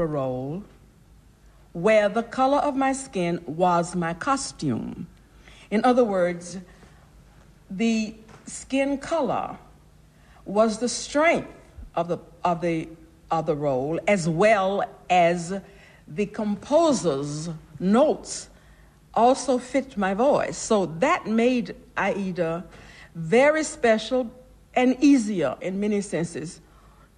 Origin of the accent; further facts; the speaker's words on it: United States; as I am as an American, as I am, who is dutiful and very honored to represent her country